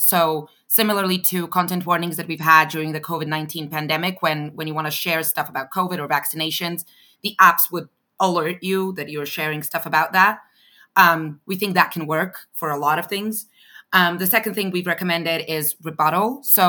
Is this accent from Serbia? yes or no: yes; Belgrade, Serbia; moved away; I'm originally from Serbia, from Belgrade